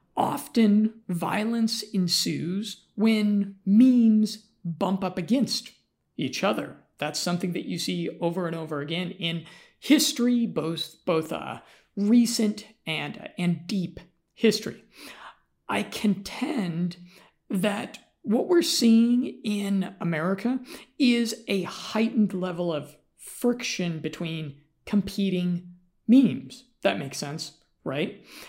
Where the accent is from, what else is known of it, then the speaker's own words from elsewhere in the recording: United States; I'm American